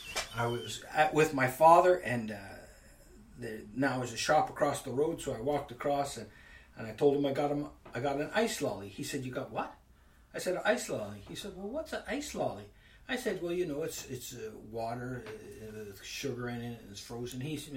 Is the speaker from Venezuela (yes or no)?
no; Northern Ontario, Canada; moved away as an adult; also born or lived in Ireland; I was from Northern Ontario, 40 below